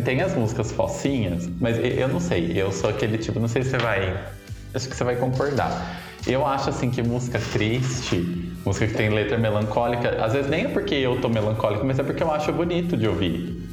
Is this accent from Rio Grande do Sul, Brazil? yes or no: no; Descalvado, São Paulo, Brazil; moved away; lá na minha cidade, na, sauda, na saudosa Descalvado